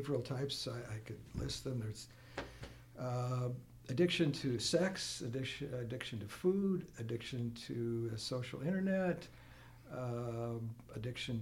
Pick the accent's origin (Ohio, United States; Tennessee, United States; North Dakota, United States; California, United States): North Dakota, United States; small town near Fargo; moved away as an adult; also born or lived in Washington, D.C. / Pennsylvania; now in Wisconsin, United States; I grew up in North Dakota, not far from home, small town near Fargo